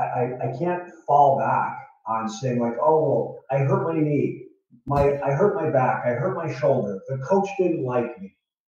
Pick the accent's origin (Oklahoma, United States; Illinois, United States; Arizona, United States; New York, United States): Arizona, United States; Tucson; also born or lived in Indiana; when I was a kid, my life started in Northwest Indiana, just outside Chicago. I grew up in a blue collar family. My dad was a carpenter. My mom was a house cleaner. They moved us to Arizona